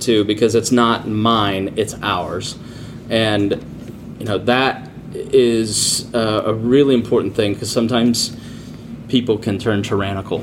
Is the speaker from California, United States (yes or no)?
no; Plainfield, Indiana, United States; I grew up in Plainfield, Indiana, 98% white town